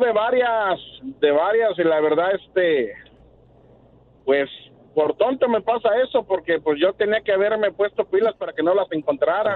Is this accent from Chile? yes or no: no; Puebla, Mexico; soy de Puebla